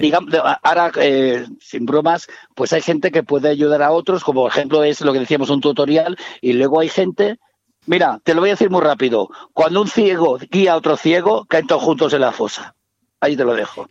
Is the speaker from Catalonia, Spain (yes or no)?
yes; Barcelona, Catalonia, Spain; Yo que soy de Barcelona